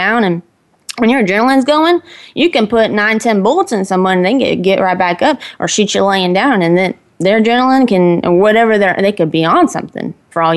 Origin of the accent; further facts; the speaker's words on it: Texas, United States; also born or lived in Kansas; I was born in Kansas, but they got me to Texas as soon as they could. So we moved here pretty quick. I came when I was probably 5 or 6.